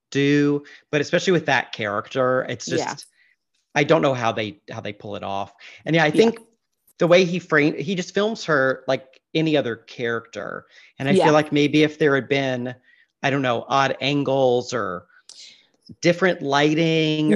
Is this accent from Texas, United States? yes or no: no; Mississippi, United States; moved away; as a child growing up in Mississippi